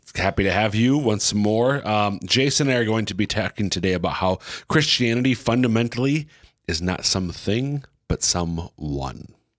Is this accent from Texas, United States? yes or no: no; Central Minnesota, United States; now in Sioux Falls, United States; I'm from Central Minnesota